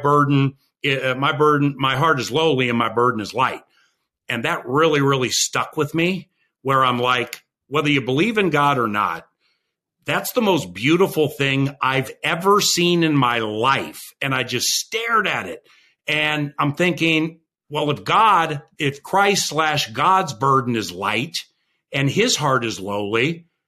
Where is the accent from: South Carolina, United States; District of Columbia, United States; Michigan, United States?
District of Columbia, United States; Washington; also born or lived in Los Angeles, California; now in Minnesota, United States; I was growing up in Washington, D.C.